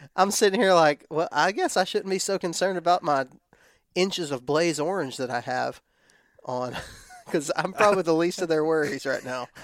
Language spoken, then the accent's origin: English; West Texas, United States; now in Florida, United States; I was raised in West Texas